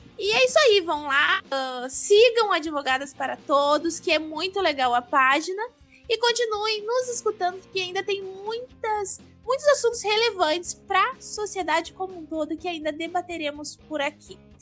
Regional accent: Gaúcha, Rio Grande do Sul, Brazil; eu sou gaúcha

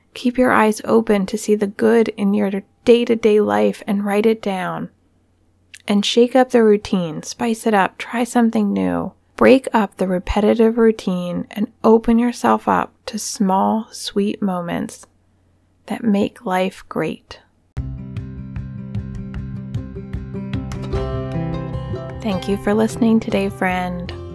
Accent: Pennsylvania, United States; Punxsutawney, Pennsylvania, my home state.

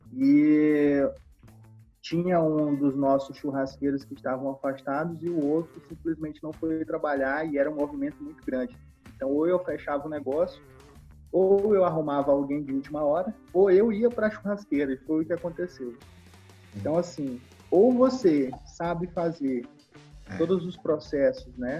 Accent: Maranhão, Brazil; sendo maranhense, né, estando no Nordeste, estando no, no nosso estado

